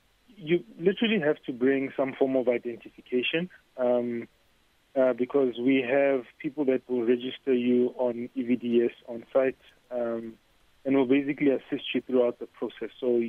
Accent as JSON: {"language": "English", "region": "North West", "country": "South Africa", "accent": "Northwest swag", "said": "I'm from the Northwest. I am from the North."}